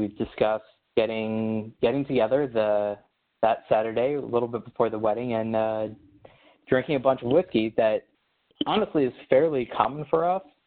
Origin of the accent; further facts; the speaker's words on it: Baltimore, Maryland, United States; moved away as an adult; I grew up in Baltimore, you know, stone's throw from, from DC